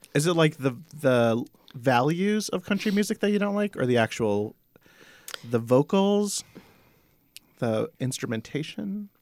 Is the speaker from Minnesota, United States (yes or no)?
no; Arizona, United States; We had a lot of, uh, highways growing up in Arizona.